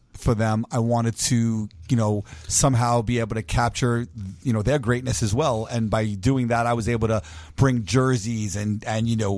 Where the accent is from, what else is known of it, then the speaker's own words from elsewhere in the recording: New York, United States; I'm from New York